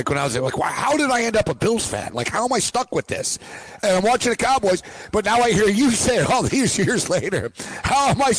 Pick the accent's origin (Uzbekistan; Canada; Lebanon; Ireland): Canada; Montreal, Quebec; and I'm from Montreal.